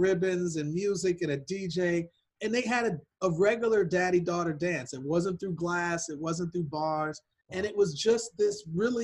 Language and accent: English; Milwaukee, Wisconsin, United States; I was born in Milwaukee, Wisconsin